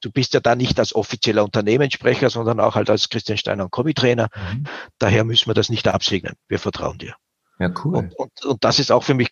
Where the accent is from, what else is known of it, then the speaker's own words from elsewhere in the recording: Switzerland; Wir sind halt auch Schweizer